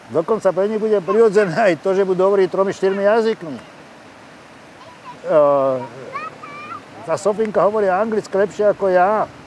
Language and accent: Slovak; Terezín, Ústí nad Labem Region, Czechia; born there; Ja ti neviem povedať, aký by som bol iný človek, keby som sa narodil eh, inde ako v Terezine.